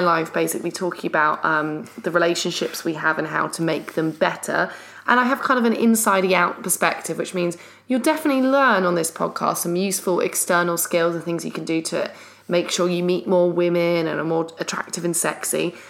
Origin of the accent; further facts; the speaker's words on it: London, United Kingdom; we're from London